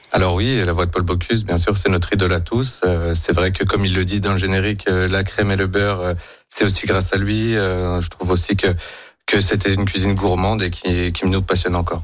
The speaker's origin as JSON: {"language": "French", "town": "Gérardmer", "region": "Grand Est", "country": "France", "tie": "born or raised there", "moved": "yes", "lives_now": "Lyon, France", "said": "je viens de Gérardmer, dans les Vosges."}